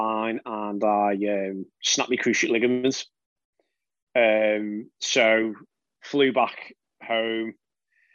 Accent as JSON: {"language": "English", "area": "the Wirral", "region": "North West England", "country": "United Kingdom", "tie": "born or raised there", "said": "I'm from the Wirral, so when I grew up, I was just a member at municipal courses"}